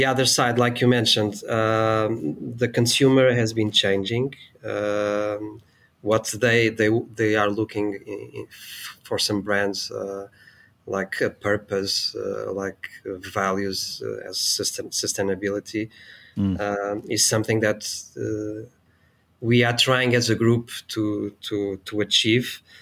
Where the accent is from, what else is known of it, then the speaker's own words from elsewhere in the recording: Portugal; I'm from Portugal as well.